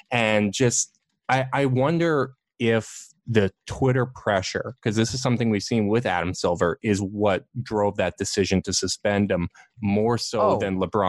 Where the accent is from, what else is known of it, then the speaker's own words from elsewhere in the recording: Canada; as a Canadian